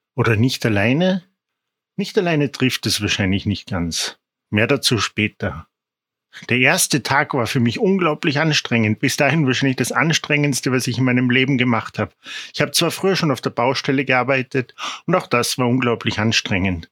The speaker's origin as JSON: {"language": "German", "region": "Salzburg", "country": "Austria", "said": "Ich komme aus Salzburg"}